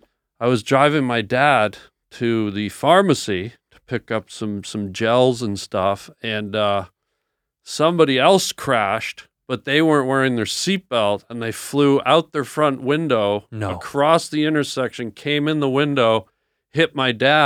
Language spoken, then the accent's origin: English; Canada; It was tough. It was tough. I went to a boarding school, and I didn't know if I'd make it through.